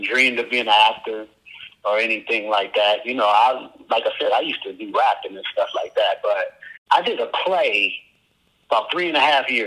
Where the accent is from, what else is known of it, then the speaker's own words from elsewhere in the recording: Akron, Ohio, United States; I'm from Akron, Ohio. Been here all my life.